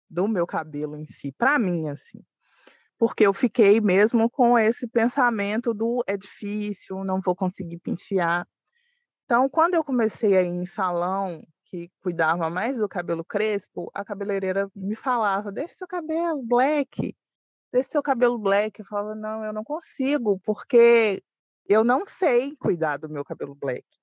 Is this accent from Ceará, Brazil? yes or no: no; Belo Horizonte, Minas Gerais, Brazil; sou de Belo Horizonte, moro em um bairro, uma, um, um dos bairros mais antigos, né, de Belo Horizonte, que chama Concórdia.